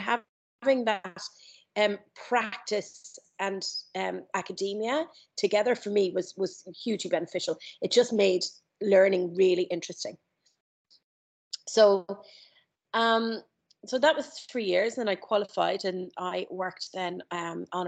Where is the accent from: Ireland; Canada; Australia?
Ireland; moved away as an adult; also born or lived in London; I grew up in Ireland, grew up in a very small town